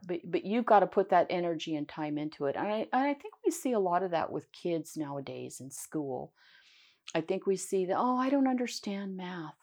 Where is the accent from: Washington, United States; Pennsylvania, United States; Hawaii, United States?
Washington, United States; Pasco; also born or lived in Richland, Washington; I was born in Pasco, uh, and I, I'm born and raised